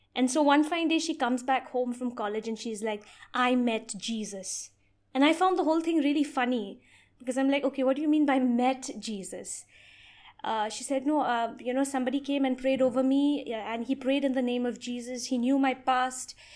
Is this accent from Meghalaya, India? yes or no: yes; Meghalaya, India; I've been born and brought up in the state of Meghalaya